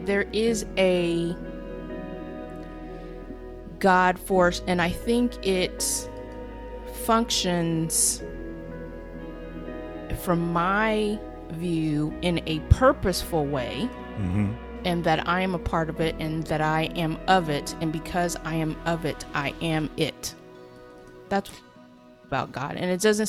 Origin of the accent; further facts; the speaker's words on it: Houston, Texas, United States; I grew up in Houston, Texas